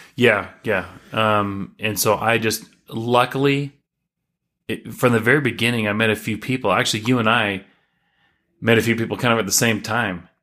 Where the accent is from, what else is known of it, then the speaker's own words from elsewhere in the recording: Chattanooga, Tennessee, United States; moved away as an adult; now in Utah, United States; I was born and raised in Chattanooga, Tennessee